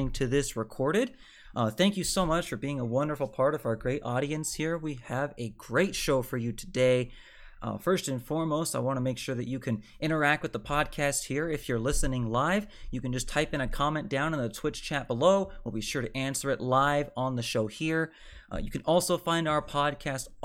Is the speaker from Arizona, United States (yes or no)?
yes; Phoenix, Arizona, United States; moved away; my hometown in Phoenix, Arizona